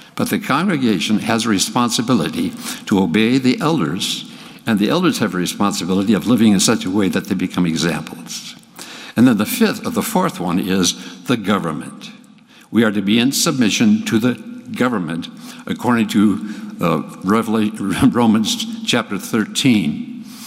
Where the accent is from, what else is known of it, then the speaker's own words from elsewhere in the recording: Hinckley, Minnesota, United States; I grew up in Hinckley, Minnesota, where the men are men and pansies are flowers